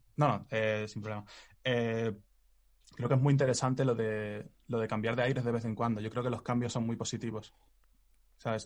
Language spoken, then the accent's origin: Spanish; Spain; los que somos españoles